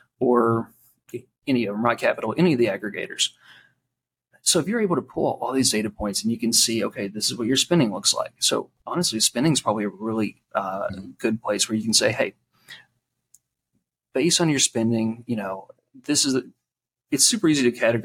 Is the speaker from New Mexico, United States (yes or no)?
no; Eastern Kentucky, United States; I'm from Eastern Kentucky